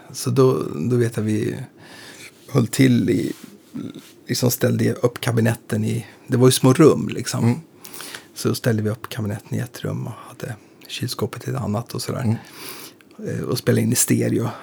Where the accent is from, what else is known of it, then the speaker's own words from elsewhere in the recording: Eskilstuna, Södermanland, Sweden; moved away as an adult; now in Stockholm, Sweden; vi är från samma, vi är från Eskilstuna mm. och från Skogstorp